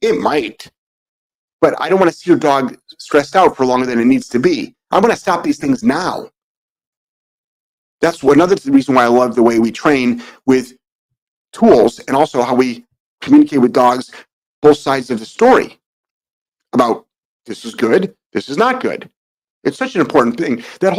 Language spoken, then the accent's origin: English; New England, United States; we grew up in New England, which we were for a long, long time, obviously.